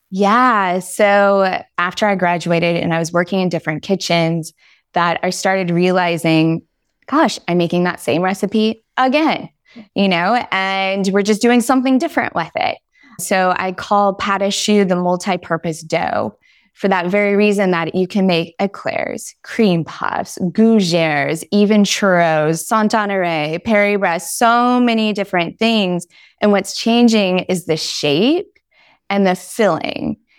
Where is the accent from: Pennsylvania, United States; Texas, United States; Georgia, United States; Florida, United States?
Texas, United States; Dallas; moved away as an adult; also born or lived in Paris, France; now in Versailles, France; I'm a Southern girl at heart. I'm from Dallas, Texas